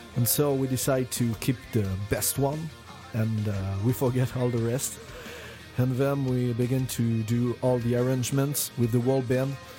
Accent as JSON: {"language": "English", "country": "France", "said": "we come from France"}